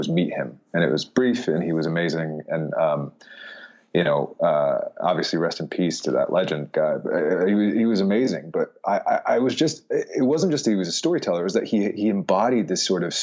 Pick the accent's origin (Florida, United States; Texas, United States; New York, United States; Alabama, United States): Florida, United States; also born or lived in Philadelphia, Pennsylvania; So part of the time in Philadelphia, but the main part was in Florida.